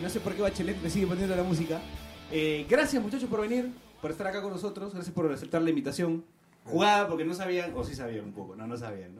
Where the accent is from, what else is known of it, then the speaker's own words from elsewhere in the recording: Peru; somos los peruanos